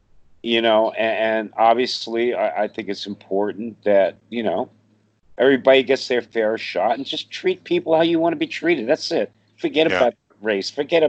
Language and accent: English; New York City, New York, United States; I grew up in Brooklyn, you know, a black Italian neighborhood. We're all brothers and sisters there, you know?